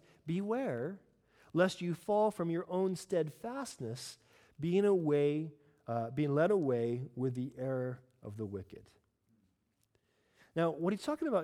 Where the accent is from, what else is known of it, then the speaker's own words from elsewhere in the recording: United States; I am American after all